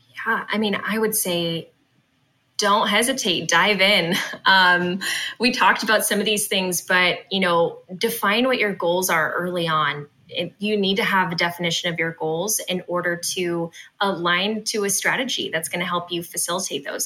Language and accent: English; West Coast, United States; I'm from the West Coast